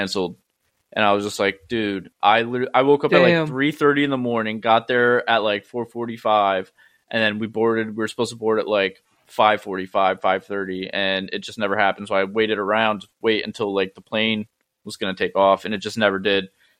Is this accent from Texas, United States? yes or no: no; upstate New York, United States; moved away as an adult; now in Myrtle Beach, United States